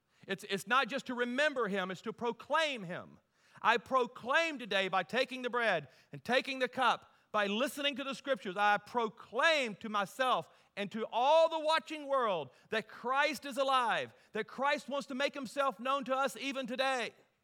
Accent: Deep South, United States; and I grew up in the Deep South, so what I love about the South, there's always food involved in everything, right?

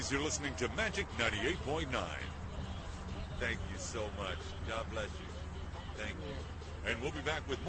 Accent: New York City, New York, United States; I was born and raised in Brooklyn, New York.

